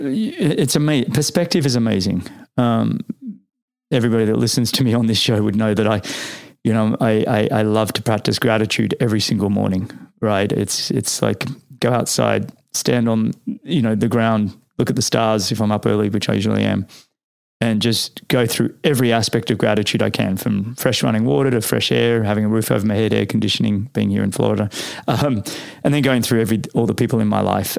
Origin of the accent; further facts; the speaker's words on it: Sydney, New South Wales, Australia; now in East Coast US; I remember doing rowing all through there as a kid growing up